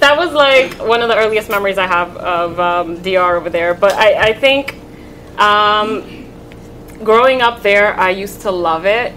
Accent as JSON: {"language": "English", "town": "New York City", "region": "New York", "country": "United States", "tie": "born or raised there", "also_born_or_lived": "Santo Domingo, Dominican Republic / Bronx, New York", "said": "I lived in the Bronx briefly, mm-hmm. and then I grew up in Washington Heights, and then eventually moved back to the Bronx"}